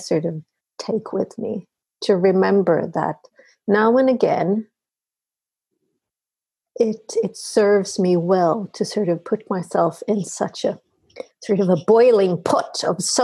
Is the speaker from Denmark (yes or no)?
no; Sweden; I am talking from Sweden. I am Swede through and through